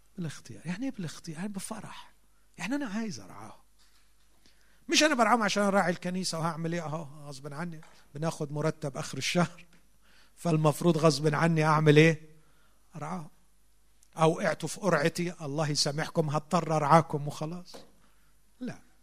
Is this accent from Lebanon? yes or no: no; Egypt; عندنا في مصر